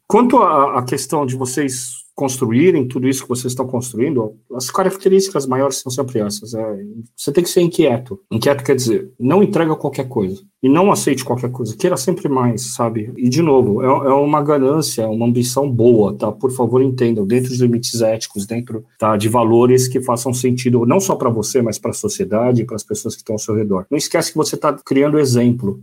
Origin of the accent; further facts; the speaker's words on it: Brazil; eu sou brasileiro